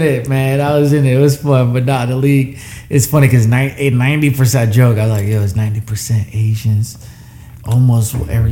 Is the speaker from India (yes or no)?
no; Puerto Rico; I'm Puerto Rican. I grew up around Jamaica. I grew up around hard work.